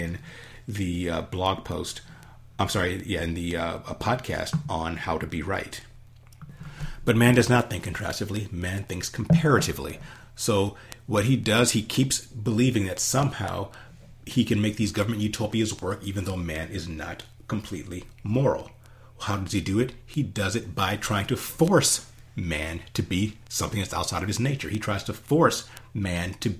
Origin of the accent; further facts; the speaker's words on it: United States; as an American